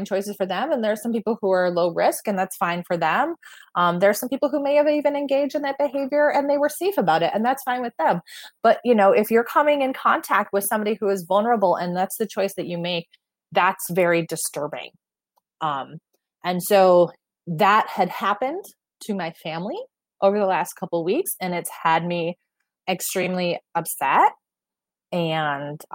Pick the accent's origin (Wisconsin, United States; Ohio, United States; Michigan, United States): Michigan, United States; moved away; it's in my hometown